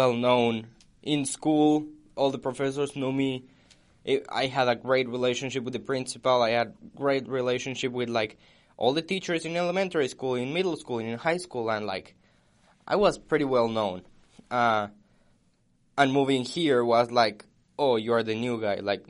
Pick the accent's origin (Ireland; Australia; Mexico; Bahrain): Mexico; now in United States; when I moved from Mexico to the United States, I think it was very hard because I left all my family behind